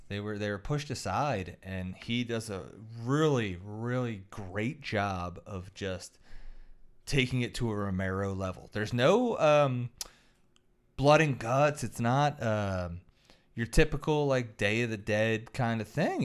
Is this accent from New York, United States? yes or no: no; Philadelphia, Pennsylvania, United States; also born or lived in Roxbury; I'm from South Philly and Roxbury." I spent a lot of time in South Philly.